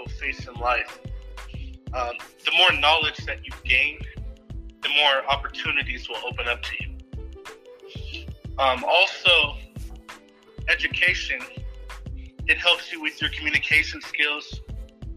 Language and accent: English; Salinas, California, United States; I'm from Salinas, California, a.k.a. the Salad Bowl